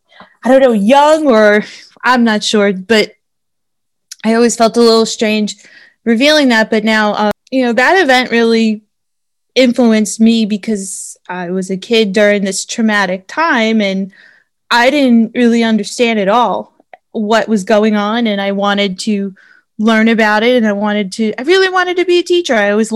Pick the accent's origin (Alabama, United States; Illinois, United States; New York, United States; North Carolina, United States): New York, United States; New York City; moved away as an adult; now in Atlanta, United States; growing up in New York City, I was a senior in high school when 9/11 happened.